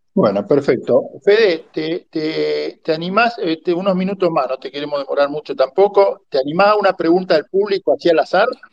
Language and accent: Spanish; Rosario, Santa Fe, Argentina; yo soy de Rosario